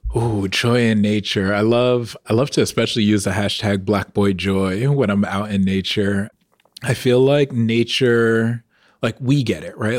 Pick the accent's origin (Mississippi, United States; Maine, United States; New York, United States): New York, United States; Long Island; growing up on Long Island